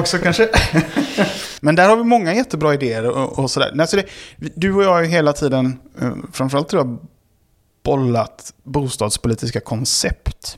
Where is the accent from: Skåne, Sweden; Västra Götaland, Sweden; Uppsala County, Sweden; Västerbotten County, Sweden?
Västra Götaland, Sweden; Gothenburg; accent: göteborgska; moved away as an adult; also born or lived in Karlshamn, Blekinge; now in Stockholm, Sweden; alla mina formativa år har varit i Göteborg